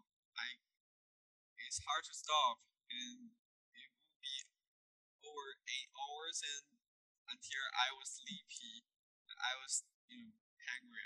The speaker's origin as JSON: {"language": "English", "region": "Beijing", "country": "China", "tie": "born or raised there", "moved": "yes", "said": "Beijing, China. It's my hometown"}